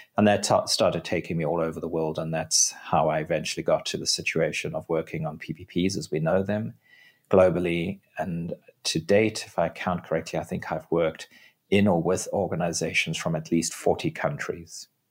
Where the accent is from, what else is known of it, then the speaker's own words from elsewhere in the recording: South Africa; my home country of South Africa